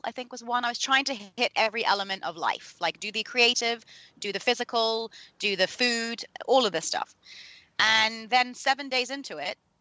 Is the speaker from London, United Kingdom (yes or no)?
yes; London, United Kingdom; I was born in London, so, and educated there